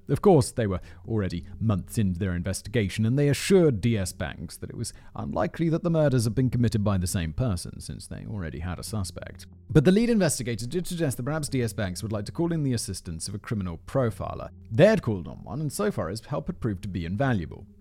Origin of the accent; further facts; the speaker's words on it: United Kingdom; as a British person